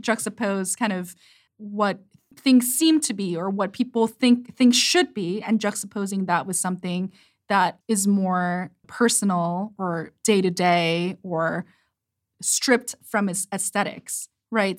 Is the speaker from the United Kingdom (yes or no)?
no; South Korea; English is a second language; moved away; growing up in Korea, and English is my second language